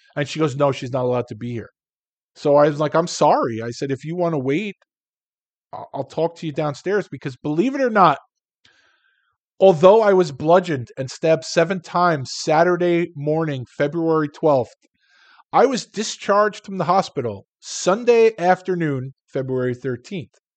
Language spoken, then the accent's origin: English; New York City, New York, United States; moved away as an adult; also born or lived in Long Island / Philadelphia; I'm from Queens. I lived on Long Island. At the time, I was living in Philadelphia